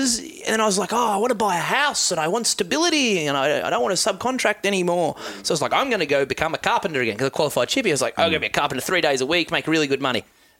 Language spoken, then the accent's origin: English; Tasmania, Australia; I grew up in Tassie